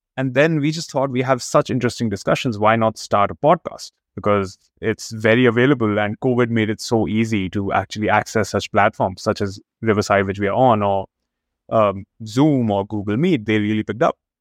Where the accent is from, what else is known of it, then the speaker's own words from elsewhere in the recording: India; moved away as an adult; also born or lived in United States / Chicago; now in Canada; I was born and brought up in India